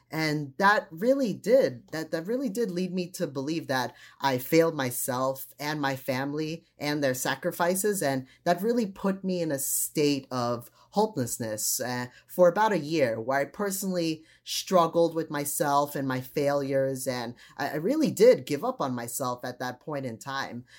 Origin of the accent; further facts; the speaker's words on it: United States; also born or lived in Trinidad; since I grew up here in the United States